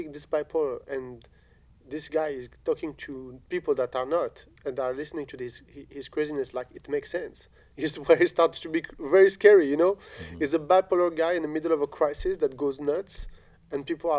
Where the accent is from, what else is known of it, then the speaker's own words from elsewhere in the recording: Algeria; because I grew up in Algeria.